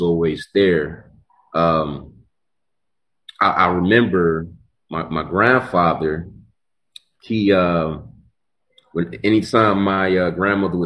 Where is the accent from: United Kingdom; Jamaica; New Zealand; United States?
United States; Warrensville Heights, Ohio; I'm originally from Warrensville Heights, Ohio.